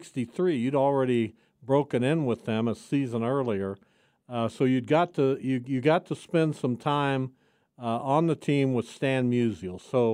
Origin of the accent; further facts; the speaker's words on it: Canada; because I'm Canadian